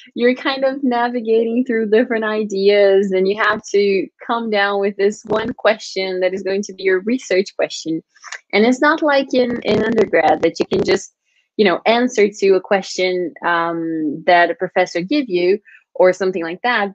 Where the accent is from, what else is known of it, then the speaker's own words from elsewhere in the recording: Brazil; moved away as an adult; now in United Kingdom; I'm from Brazil.